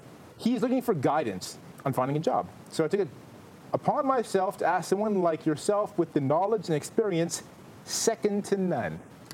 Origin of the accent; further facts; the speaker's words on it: Canada; moved away; I am still Canadian.